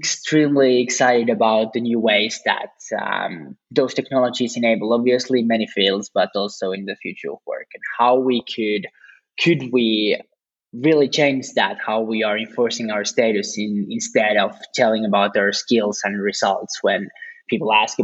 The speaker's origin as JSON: {"language": "English", "country": "Finland", "said": "I'm actually from Finland"}